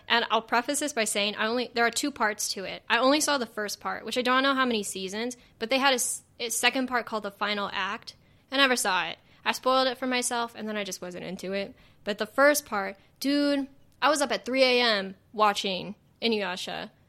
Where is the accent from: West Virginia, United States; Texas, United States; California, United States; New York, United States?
California, United States; the Valley; accent: Valley; I do have a Valley accent